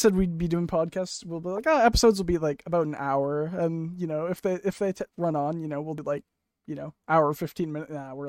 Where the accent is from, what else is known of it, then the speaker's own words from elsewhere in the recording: Canada; I'm Canadian